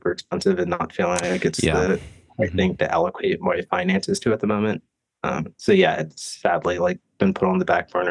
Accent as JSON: {"language": "English", "region": "East Coast", "country": "United States", "tie": "born or raised there", "moved": "yes", "said": "I grew up snowboarding back on the East Coast"}